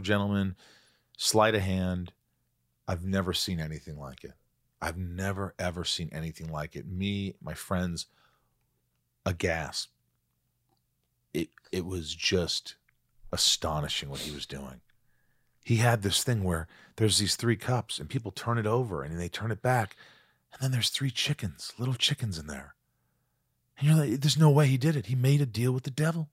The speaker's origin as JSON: {"language": "English", "region": "southern Indiana", "country": "United States", "tie": "born or raised there", "also_born_or_lived": "New York", "moved": "yes"}